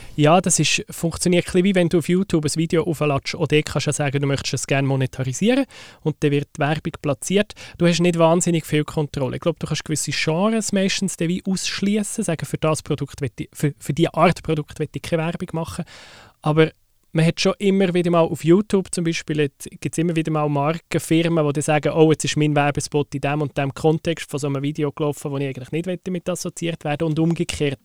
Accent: Switzerland; Bei uns in der Schweiz

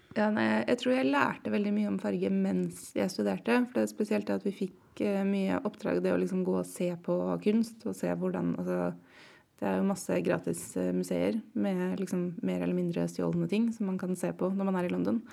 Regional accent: Oslo, Norway; Kjelsås, der jeg vokste opp i nord i Oslo

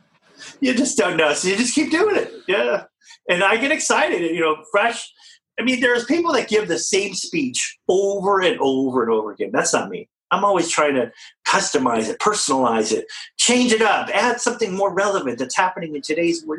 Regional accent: California, United States; I'm from California

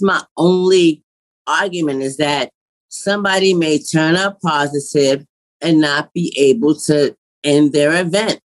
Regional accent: New York City, New York, United States; I'm from New York City

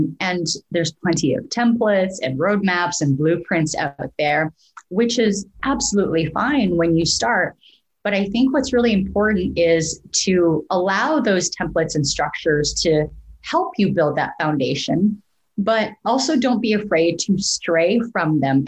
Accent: Canada; moved away as an adult; also born or lived in Vancouver; now in Portland, United States; as a Canadian

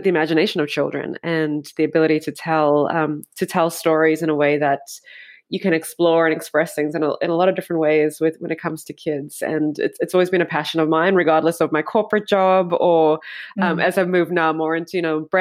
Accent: South Africa; I grew up in South Africa

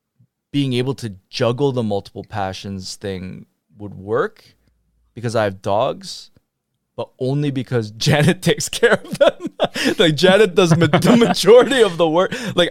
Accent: United States; I mean, I was raised with that idea, but also I was raised in America where I'm like, go pursue your passions and go be the thing, right?

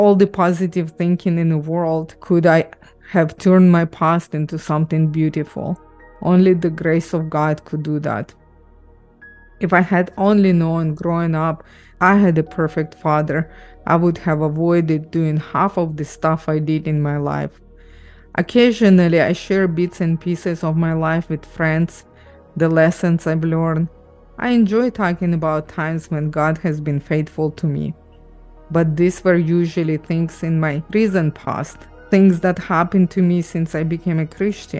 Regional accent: Ukraine; also born or lived in Israel; now in Canada; I grew up in Ukraine, moved to Israel, then immigrated to Canada

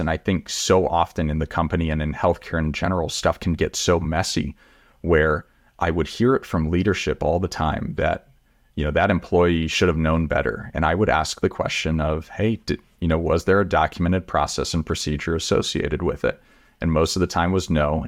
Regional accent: Texas, United States; I grew up in Texas

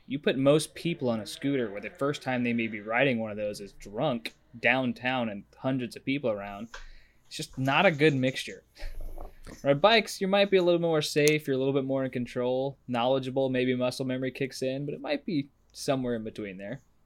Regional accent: Nashville, Tennessee, United States; moved away; I'm actually from Nashville.

